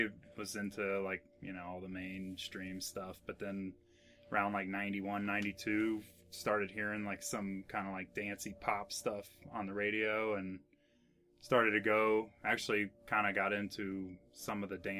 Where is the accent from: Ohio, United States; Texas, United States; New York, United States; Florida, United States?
Ohio, United States; Fairfield; Down in Fairfield, it's north of Cincinnati.